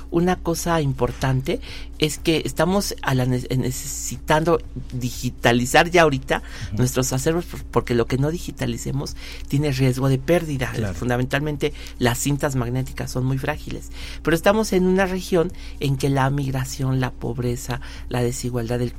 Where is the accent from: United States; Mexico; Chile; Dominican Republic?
Mexico; ¿qué estamos haciendo como mexicanos, más allá de nuestras fronteras?